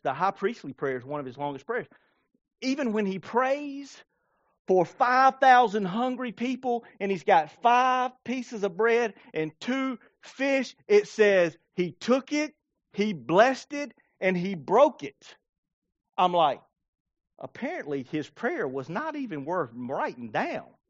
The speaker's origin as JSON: {"language": "English", "town": "Blackstock", "region": "South Carolina", "country": "United States", "tie": "born or raised there", "said": "I grew up in Blackstock"}